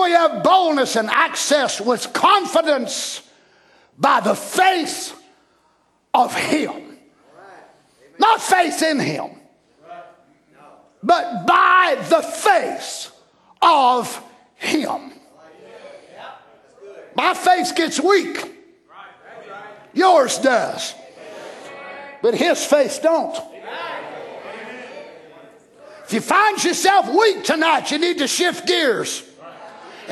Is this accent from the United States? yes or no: yes; United States; I'm an American